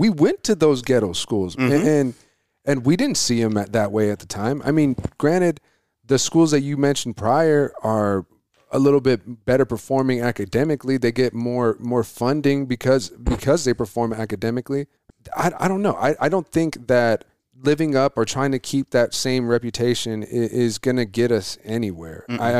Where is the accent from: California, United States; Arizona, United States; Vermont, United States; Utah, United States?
Arizona, United States; Coolidge; I was like, I'm from Coolidge. I would never do that. I was like, I know plenty of people from Coolidge that would never do that.